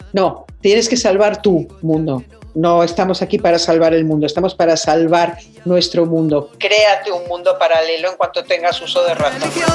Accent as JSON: {"language": "Spanish", "country": "Mexico", "said": "soy mexicana"}